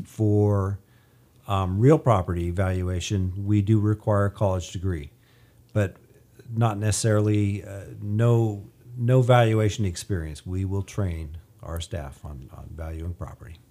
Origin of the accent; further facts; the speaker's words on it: Bakersfield, California, United States; also born or lived in Ridgecrest; I was born and raised in Bakersfield, grew up here